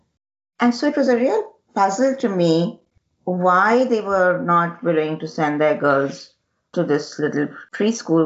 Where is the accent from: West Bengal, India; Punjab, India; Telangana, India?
Telangana, India; I'm originally from the Telangana region of the Deccan in South India